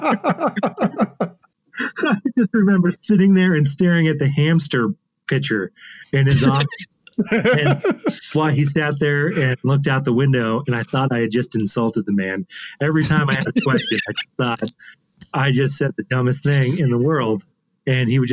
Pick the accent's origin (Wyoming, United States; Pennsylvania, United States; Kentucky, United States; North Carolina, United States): Wyoming, United States; Casper; moved away as an adult; now in Alpine, Texas, United States; I was raised in Wyoming in Casper